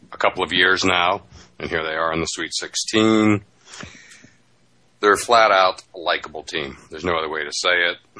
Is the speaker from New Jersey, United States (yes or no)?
no; Pennsylvania, United States; moved away; also born or lived in Florida; I grew up in Pennsylvania